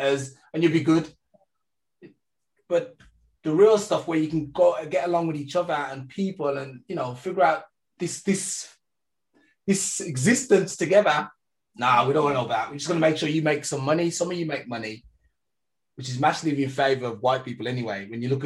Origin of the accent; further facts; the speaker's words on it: England, United Kingdom; now in Germany; I was raised in England and then I moved to Germany